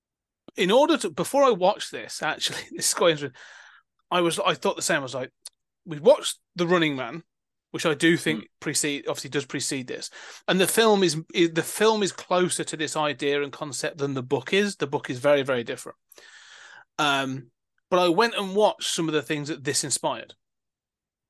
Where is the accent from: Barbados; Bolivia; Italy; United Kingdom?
United Kingdom; Being British